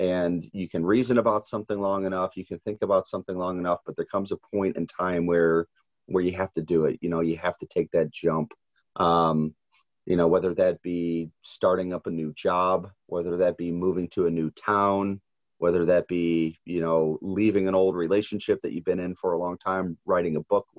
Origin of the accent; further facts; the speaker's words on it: St. Louis, Missouri, United States; I'm born and raised in St. Louis. So I'm a very proud, you know, St. Louis native, love the history, love the food, love the people.